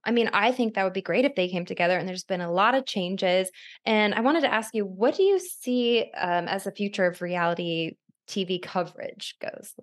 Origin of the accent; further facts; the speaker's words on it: Arizona, United States; now in Los Angeles, United States; I'm from Arizona where people have these long-winded conversations